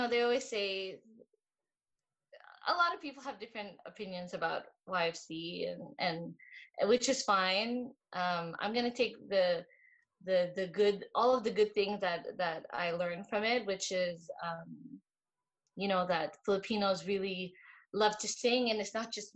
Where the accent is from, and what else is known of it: Montreal, Quebec, Canada; born or raised there; also born or lived in Quezon City, Philippines / Pointe-Claire; now in Saint-Lazare, Canada